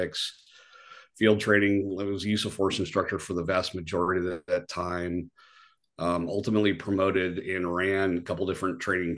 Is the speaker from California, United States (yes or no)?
yes; San Francisco Bay Area, California, United States; Born and raised in the San Francisco Bay Area